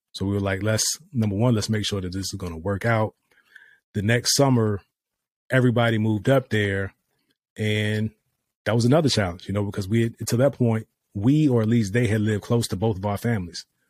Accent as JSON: {"language": "English", "region": "Virginia", "country": "United States", "also_born_or_lived": "Dubai", "moved": "as an adult", "lives_now": "Texas, United States", "said": "we're from Virginia"}